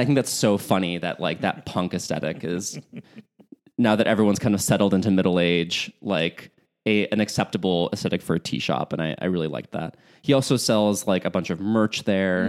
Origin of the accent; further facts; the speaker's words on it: Chicago, Illinois, United States; moved away; the home for the holidays for me is, uh, in Chicagoland. So, being a Chicagoan